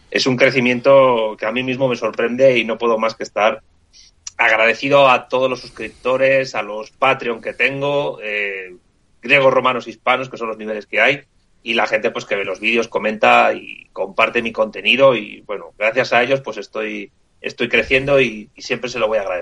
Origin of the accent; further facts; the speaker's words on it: Madrid, Community of Madrid, Spain; Sí, soy de Madrid, sí.